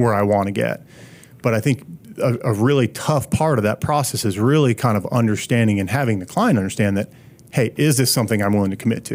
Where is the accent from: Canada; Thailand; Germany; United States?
United States; Pennsylvania; moved away as an adult; also born or lived in Charlotte; I'm from Pennsylvania